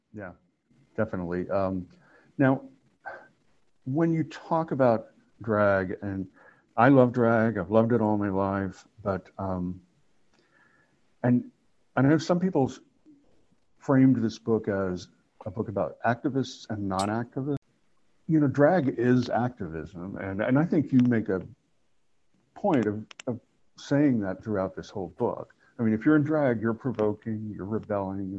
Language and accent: English; Oklahoma, United States; moved away; also born or lived in New York; I grew up in Oklahoma